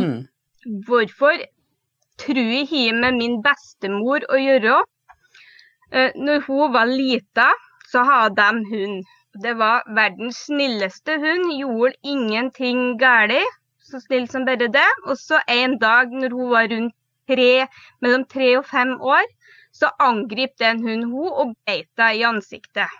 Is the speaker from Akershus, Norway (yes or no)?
no; Trøndelag, Norway; now in Telemark, Norway; Jeg er opprinnelig trønder, men bor nå i Telemark. Mm det er litt spesiell dialekt